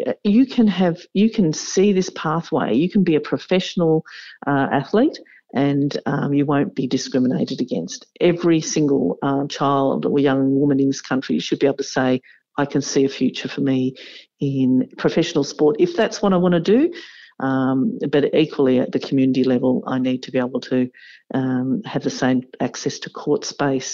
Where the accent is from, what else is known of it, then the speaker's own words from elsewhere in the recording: Victoria, Australia; being back in my home state in Victoria